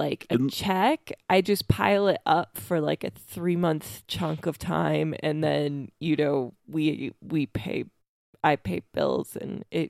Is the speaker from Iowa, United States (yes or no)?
yes; Iowa, United States; like we grew up in Iowa with tornado warnings a lot.